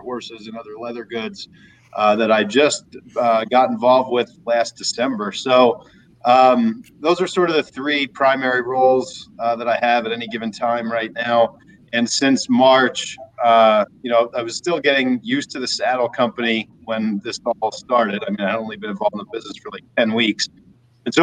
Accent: Watchung, New Jersey, United States; born or raised there; moved away as an adult; now in Arizona, United States

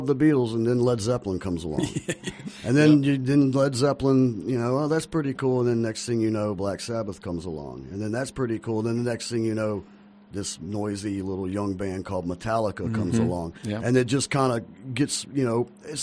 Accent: Alabama, United States; moved away; I'm from Alabama. I've been living here about 15 years.

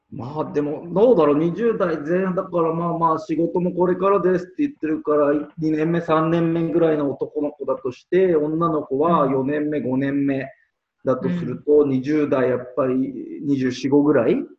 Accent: Tokyo, Japan; 私、東京です。

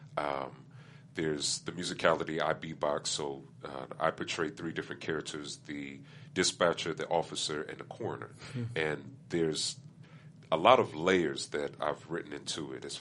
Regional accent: Pomona, California, United States; I started going to an open mic in my hometown of Pomona

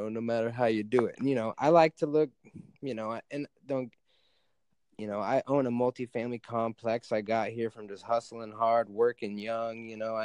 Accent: Alaska, United States; I live in Alaska. I grew up in Alaska.

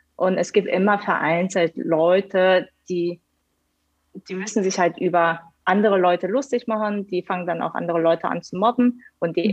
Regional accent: Hanover, Lower Saxony, Germany; moved away as an adult; also born or lived in South Korea / Karlsruhe; now in Munich, Germany; bin ich geboren in Südkorea, bin dann mit neun nach Deutschland gekommen und dort dann halt in Hannover ähm, meine, meine Schulzeit dann auch in Deutschland ähm, verbracht

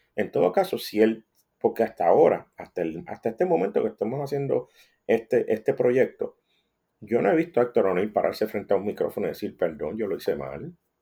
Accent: Puerto Rico; como puertorriqueño

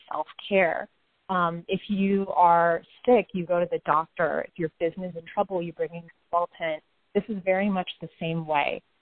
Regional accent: United States; our generation as Indian Americans who have maybe grown up here

